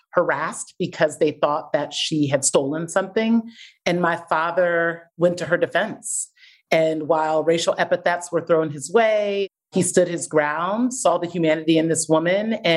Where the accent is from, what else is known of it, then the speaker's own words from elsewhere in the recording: Columbus, Ohio, United States; I grew up in Columbus, Ohio, to two Nigerian parents who came here for a better opportunity for their kids and for their own careers